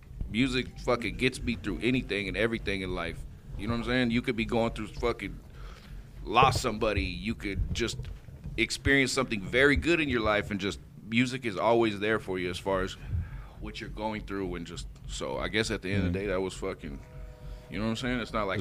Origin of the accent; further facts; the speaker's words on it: Avondale, United States; Yeah, born and raised.